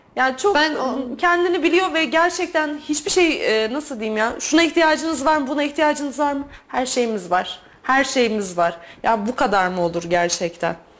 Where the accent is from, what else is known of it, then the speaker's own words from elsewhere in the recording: Turkey; Türk olduğumu